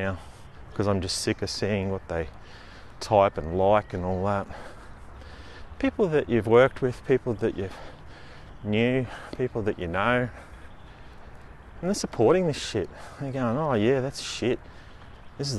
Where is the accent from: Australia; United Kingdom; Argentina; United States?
Australia; Queensland; I live in Queensland, Australia, our capital city, which I live a fair distance from because it's a big state